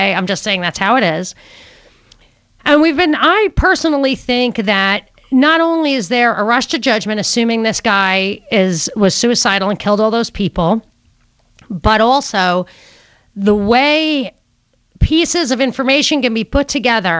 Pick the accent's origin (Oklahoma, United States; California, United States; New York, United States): New York, United States; New York City; now in Atlanta, United States; I was born in Brooklyn